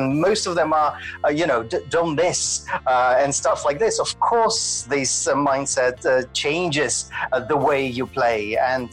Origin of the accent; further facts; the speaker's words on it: Moscow, Russia; moved away as an adult; also born or lived in Glasgow / Edinburgh; now in Scotland, United Kingdom; I was born in Moscow and trained in Moscow Ballet Academy and danced professionally as a classical